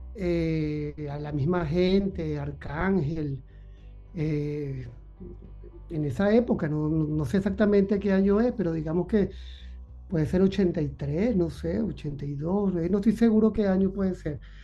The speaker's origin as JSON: {"language": "Spanish", "town": "Caracas", "region": "Capital District", "country": "Venezuela", "tie": "born or raised there", "said": "mi niñez transcurrió en Caracas, yo nací en Caracas"}